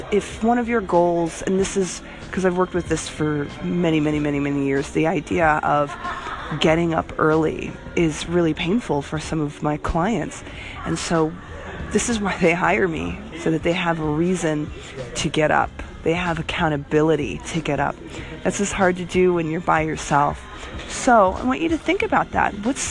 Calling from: Florida, United States; I am calling you from Florida at the Y.

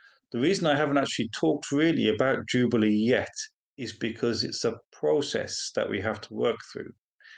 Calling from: Walsingham, East of England, United Kingdom; Well, I'm usually calling in from Walsingham, but today I'm calling in from Boston in Lincolnshire.

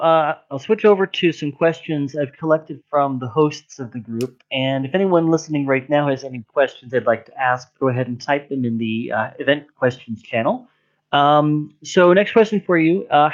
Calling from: Warsaw, Masovian Voivodeship, Poland; I'm calling in from Warsaw, Poland

